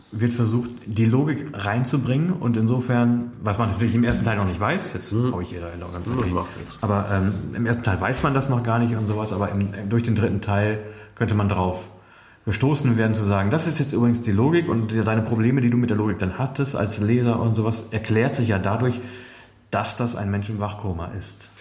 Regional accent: Münsterland, North Rhine-Westphalia, Germany; mein Heimatdorf, also im Münsterland

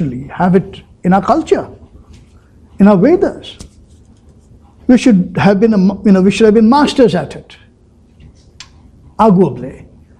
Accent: India

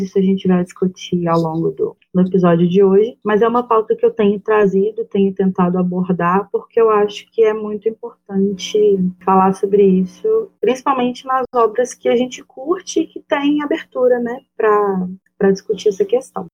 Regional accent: Minas Gerais, Brazil; eu sou de Minas

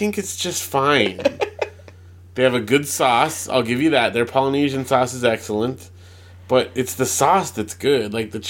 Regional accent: California, United States; I just grew up saying dude after having watched that and growing up in California.

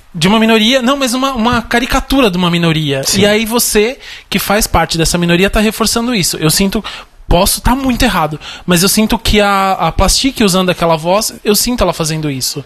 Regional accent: Brazil; um brasileiro, homem, branco

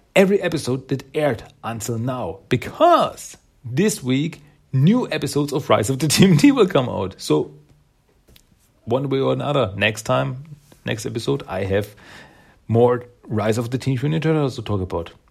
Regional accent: Austria; English is a second language; I'm from Austria, in Europe

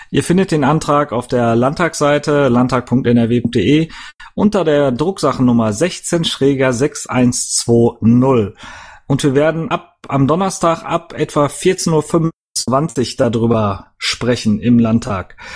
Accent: Dortmund, North Rhine-Westphalia, Germany; ich natürlich auch hier in, äh, in Dortmund, ich komme ja aus Dortmund

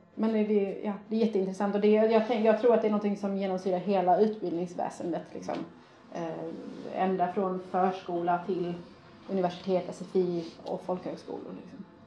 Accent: Sweden; Jag är faktiskt svensk

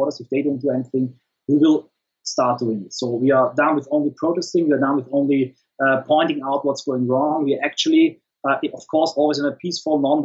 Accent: the Alps, Austria; I come from the Alps in Austria. We don't have access to the sea

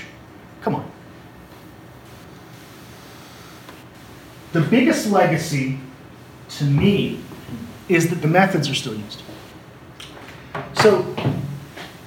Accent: Canada; when I say we, I mean Anglophone Canadians

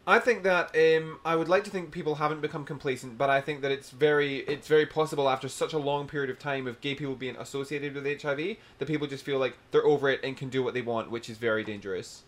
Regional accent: Scotland, United Kingdom; now in Brisbane, Australia; as a Scottish guy who obviously being Scottish is really tight

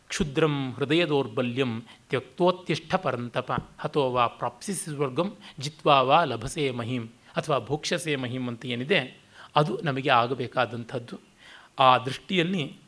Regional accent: Kannadiga, Karnataka, India; ನಾನು ಕನ್ನಡಿಗ ವರ್ಣ ಬ್ರಾಹ್ಮಣ ಅಂತಂತಾರೆ ದೇಶ ರ ಭಾರತೀಯ

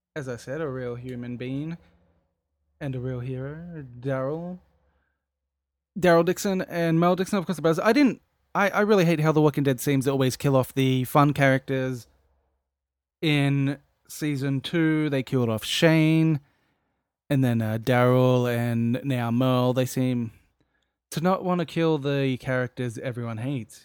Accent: Australia; I am Australian and I work in the Australian industry

